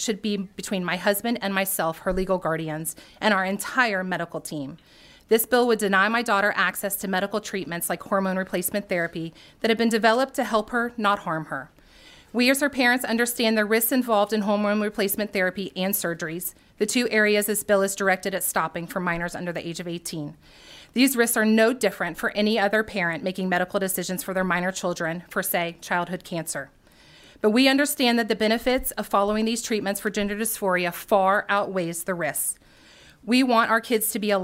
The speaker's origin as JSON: {"language": "English", "region": "Georgia", "country": "United States", "tie": "born or raised there", "said": "I'm a native resident of the state of Georgia"}